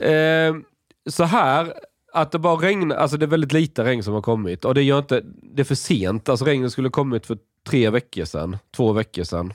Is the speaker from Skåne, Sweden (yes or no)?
yes; Skåne, Sweden; jag är från Skåne